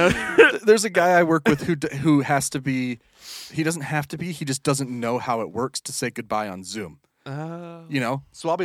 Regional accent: Utah, United States; I grew up here. I grew up on the Wasatch Front.

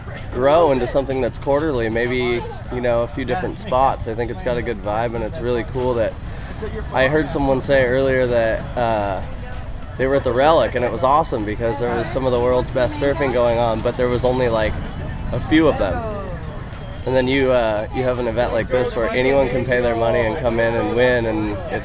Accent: Hermosa Beach, California, United States; We are four blocks from where I grew up

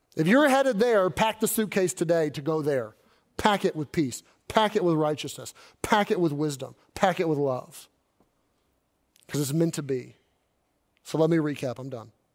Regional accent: Kentucky, United States; moved away as an adult; also born or lived in Arkansas / Southern California / Northern California; I grew up in Kentucky

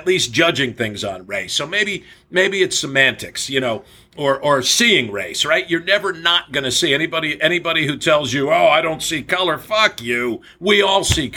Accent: New Jersey, United States; moved away; I grew up in New Jersey

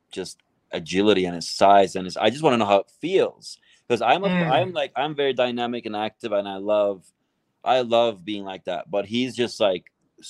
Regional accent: Istanbul, Turkey; English is a second language; moved away; I'm Turkish. I grew up in Turkey. I didn't cover that part. I grew up in Istanbul.

